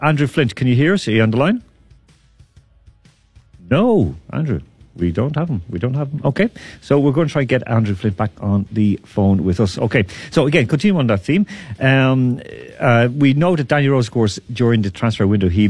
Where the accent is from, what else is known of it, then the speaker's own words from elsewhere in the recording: Ireland; now in Moscow, Russia; I'm talking as an Irishman